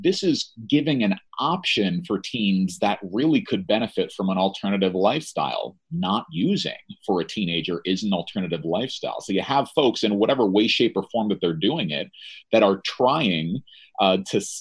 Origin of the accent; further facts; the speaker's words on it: New Jersey, United States; I'm from New Jersey